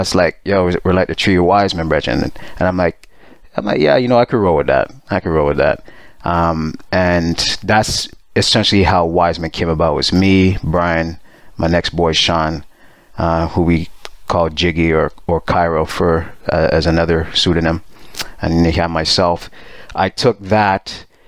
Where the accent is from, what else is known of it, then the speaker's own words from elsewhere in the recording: Montreal, Quebec, Canada; moved away; also born or lived in Pickering, Ontario; I'm born in Montreal. I moved to Pickering, which is a suburb.